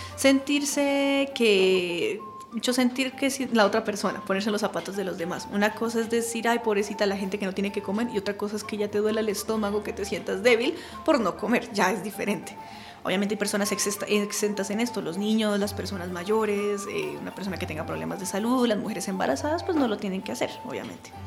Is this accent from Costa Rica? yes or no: no; Colombia; nosotros colombianos